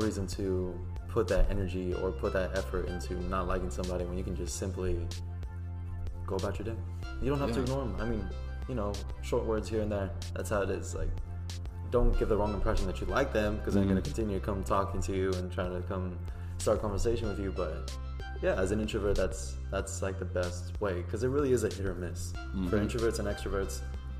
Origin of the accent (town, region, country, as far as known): United States; moved away as an adult